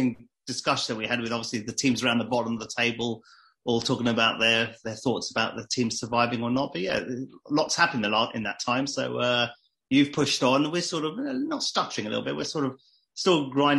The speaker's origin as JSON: {"language": "English", "region": "London", "country": "United Kingdom", "tie": "born or raised there", "said": "I was born and bred in London."}